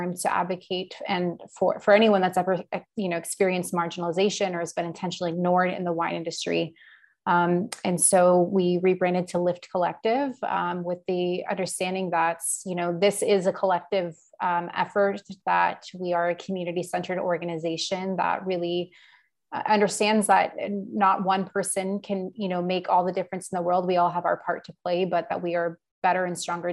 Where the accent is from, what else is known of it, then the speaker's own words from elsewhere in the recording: Houston, Texas, United States; also born or lived in San Francisco / Austin; I was actually born in San Francisco, but I grew up mostly in Houston, and then moved to Austin about 7.5 years ago.